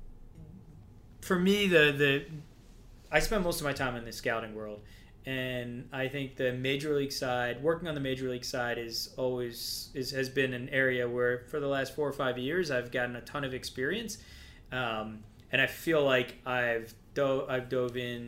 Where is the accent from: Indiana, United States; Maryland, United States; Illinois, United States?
Maryland, United States; Baltimore; moved away; I'm from Baltimore